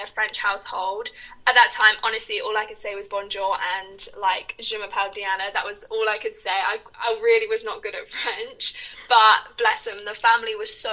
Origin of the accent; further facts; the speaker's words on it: England, United Kingdom; also born or lived in United States; I'm from England.